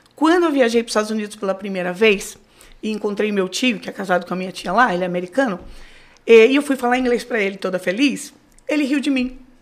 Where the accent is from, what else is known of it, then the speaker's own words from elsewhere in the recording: Rio de Janeiro, Brazil; moved away as an adult; now in New York, United States; Eu nasci no Rio de Janeiro